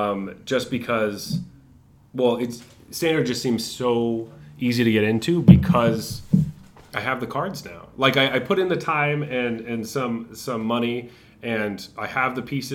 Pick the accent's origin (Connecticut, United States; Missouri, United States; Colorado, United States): Colorado, United States; from my hometown in Colorado.